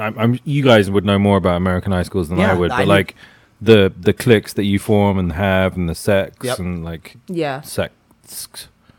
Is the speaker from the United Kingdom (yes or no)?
yes; United Kingdom; we're British.